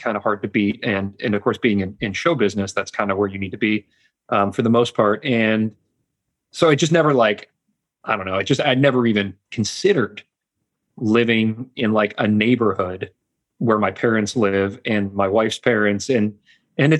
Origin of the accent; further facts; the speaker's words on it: Michigan, United States; moved away as an adult; also born or lived in Los Angeles, California; now in Kentucky, United States; I grew up in Michigan